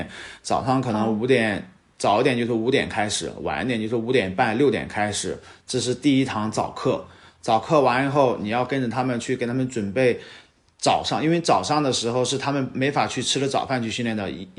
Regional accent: Wuxi, Jiangsu, China; 呃，无锡。

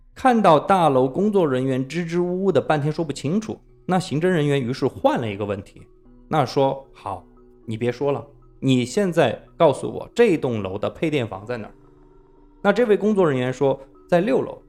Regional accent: Sichuan, China; 我作为四川人

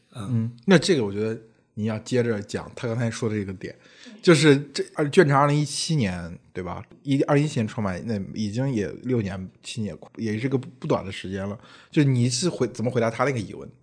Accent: Henan, China; 我自己作为河南人

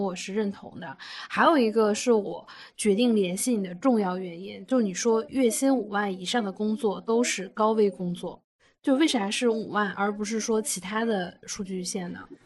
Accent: Northeast China, China; 我们是东北人嘛

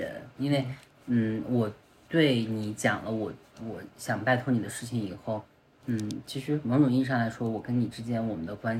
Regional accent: Ningxia, China; moved away as an adult; also born or lived in Changsha; now in Beijing, China; 至少我在宁夏

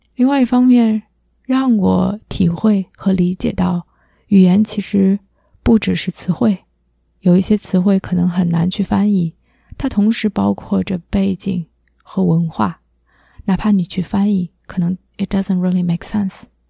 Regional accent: Beijing, China; moved away as an adult; also born or lived in Nanjing, China / United States; now in Toronto, Canada; 我是一个土生土长的北京人，嗯，在北京居住了十八年之后，去南京读的大学，二零零八年赴美留学，之后在北美一直居住了十二年，一八年从美国搬到了加拿大，现在目前在多伦多

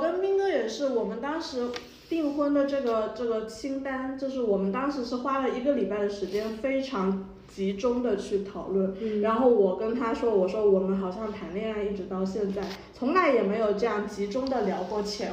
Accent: Wenzhou, Zhejiang, China; 然后我是温州陆城的嘛

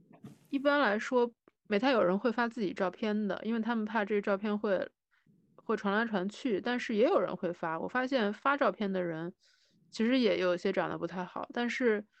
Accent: Shandong, China; 我是山东人嘛，

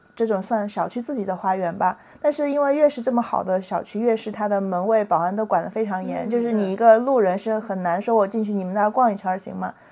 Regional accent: a county town in Henan, China; moved away as an adult; now in Shanghai, China; 我是上大学从河南的县城来上海

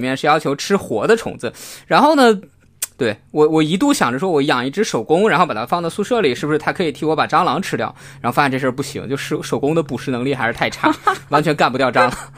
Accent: China; moved away; 因为我小时候在，呃，内地的一个很小的一个县城长大

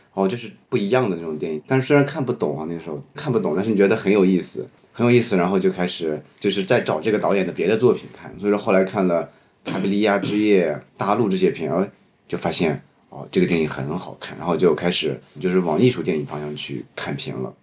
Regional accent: Shanxi, China; 我是山西人嘛

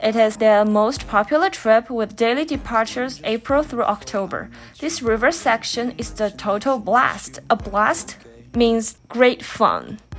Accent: China; English is a second language; now in Pittsburgh, United States; back in China where I grew up.

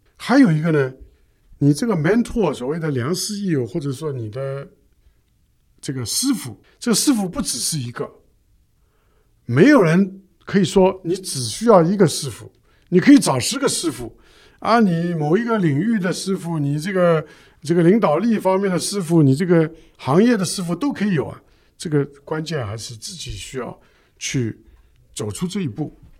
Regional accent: China; 我们中国人

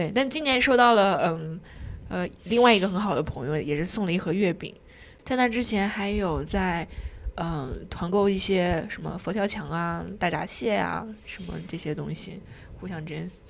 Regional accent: Shanghai, China; 对，这就是为什么我知道说，哎，我上海人过节。

